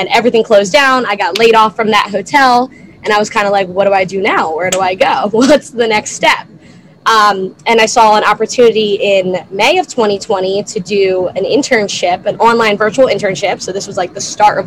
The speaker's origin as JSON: {"language": "English", "region": "New Jersey", "country": "United States", "tie": "born or raised there", "also_born_or_lived": "Delaware", "moved": "as an adult", "lives_now": "Rehoboth Beach, United States", "said": "I'm originally a South Jersey farm girl, born and raised"}